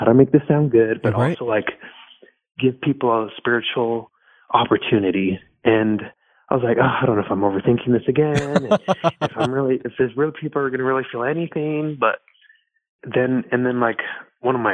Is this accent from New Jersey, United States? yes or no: no; Miami, Florida, United States; That's where I was born. I was born in Miami.